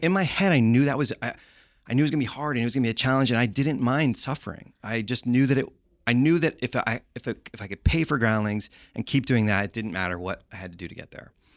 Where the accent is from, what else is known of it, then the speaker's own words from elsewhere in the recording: Londonderry, New Hampshire, United States; now in Los Angeles, United States; I grew up in Londonderry, New Hampshire.